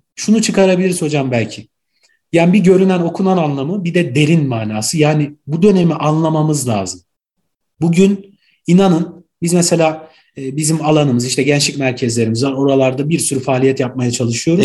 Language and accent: Turkish; Ankara, Turkey; also born or lived in Gaziantep; Ankara doğumluyum. Aslen Gaziantep'liyim